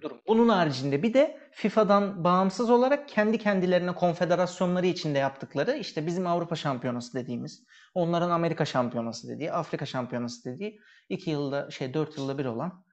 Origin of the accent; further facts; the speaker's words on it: Turkey; moved away; Türk'üz yani pasaportumuz